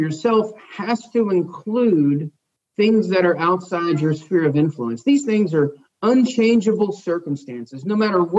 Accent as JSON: {"language": "English", "country": "United States", "tie": "born or raised there", "said": "I was born in the United States, the land of opportunity"}